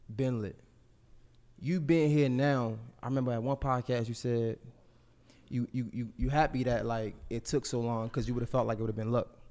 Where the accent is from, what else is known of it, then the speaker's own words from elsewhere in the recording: Baltimore, Maryland, United States; I'm from West Baltimore